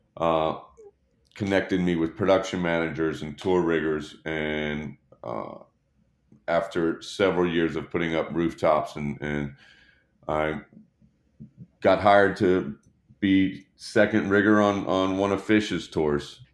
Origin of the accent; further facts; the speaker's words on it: Dallas, Texas, United States; born and raised in Dallas, Texas.